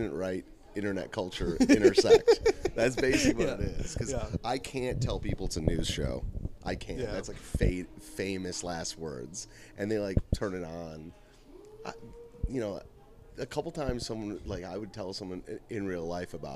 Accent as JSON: {"language": "English", "region": "the North", "country": "United States", "moved": "yes", "lives_now": "the South, United States", "said": "I'm not from the South. You can tell by the sound of my voice"}